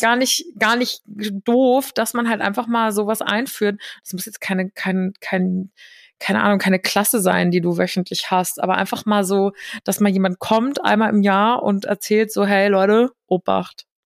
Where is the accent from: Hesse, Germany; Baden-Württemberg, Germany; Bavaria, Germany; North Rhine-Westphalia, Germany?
Hesse, Germany; ich bin ja gebürtige Hessin